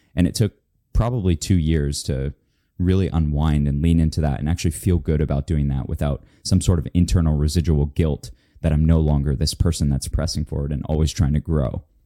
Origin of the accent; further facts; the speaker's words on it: Florida, United States; moved away; I'm from Florida